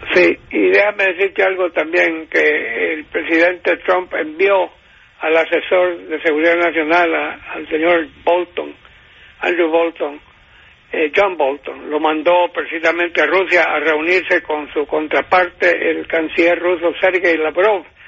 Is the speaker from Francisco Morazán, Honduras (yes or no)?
no; San Pedro Sula, Cortés, Honduras; moved away; mi ciudad natal de San Pedro Sula, donde yo nací en 1935